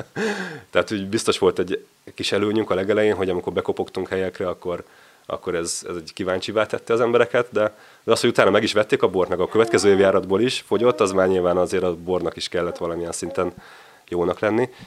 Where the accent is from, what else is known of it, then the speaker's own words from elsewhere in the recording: Budapest, Hungary; moved away as an adult; also born or lived in Mátra; Én Csepelen nőttem föl